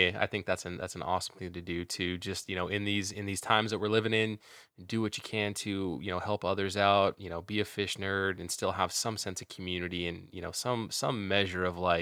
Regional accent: Northern California, United States; me growing up in Northern California

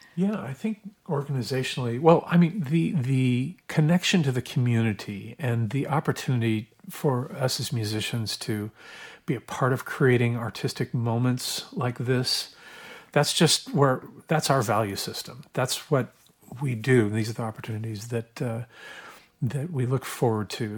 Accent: Oregon, United States; I grew up in Oregon

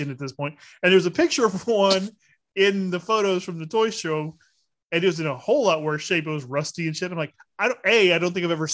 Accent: Lake Charles, Louisiana, United States; when I was growing up in Lake Charles

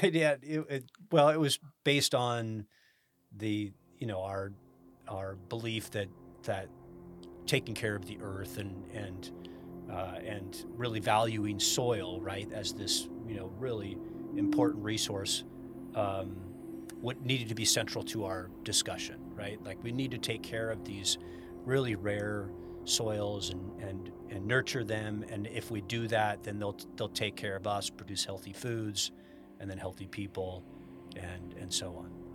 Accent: Sacramento, California, United States; also born or lived in Rancho Cordova, California / Carmichael, California; I grew up in Sacramento

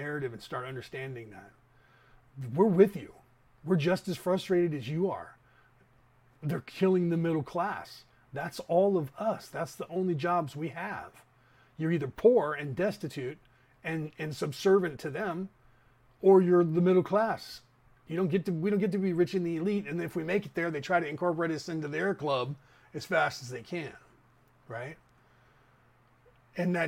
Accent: Concord, California, United States; the town that we grew up in Concord

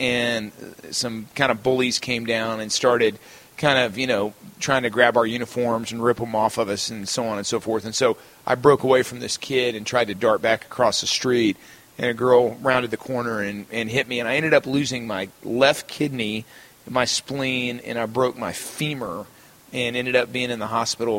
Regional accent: Texas, United States; growing up in Texas

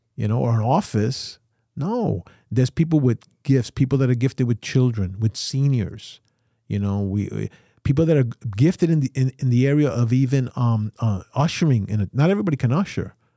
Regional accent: New York, United States; I'm a New Yorker, so we run a, a, a, a life at one hundred fifty miles an hour

